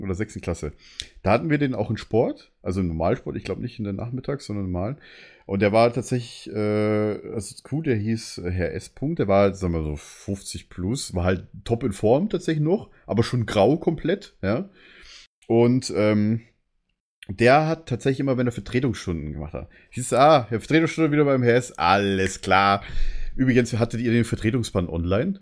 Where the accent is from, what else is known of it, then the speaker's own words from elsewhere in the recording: Bavaria, Germany; now in Berlin, Germany; man sagt bei uns in Bayern Chemie